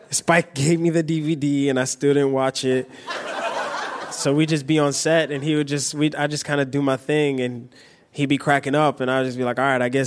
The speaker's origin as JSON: {"language": "English", "region": "New York", "country": "United States", "tie": "born or raised there", "said": "You know, things, you know, movies that I watch and growing up in New York, I'm like, damn"}